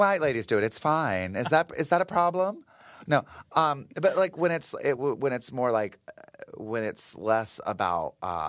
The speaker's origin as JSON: {"language": "English", "region": "the South", "country": "United States", "tie": "born or raised there", "said": "I mean, I grew up like in the South, and we were constantly being told to be afraid of the devil and witchcraft and like Satanism"}